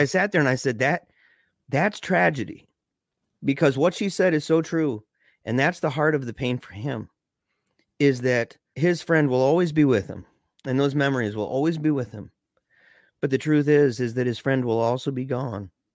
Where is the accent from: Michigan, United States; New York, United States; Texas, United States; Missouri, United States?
Michigan, United States; we're from Michigan.